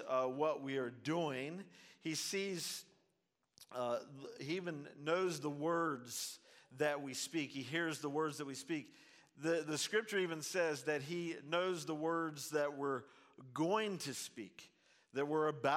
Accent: Zanesville, Ohio, United States; also born or lived in Portsmouth, Ohio; I'm from Zanesville, Ohio.

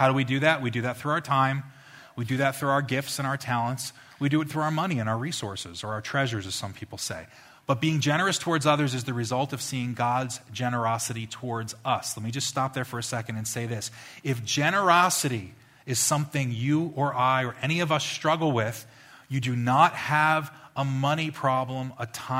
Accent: New Jersey, United States; I'm from New Jersey

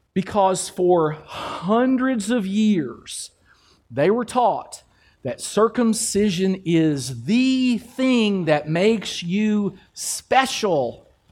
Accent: Kentucky, United States; I'm from Kentucky

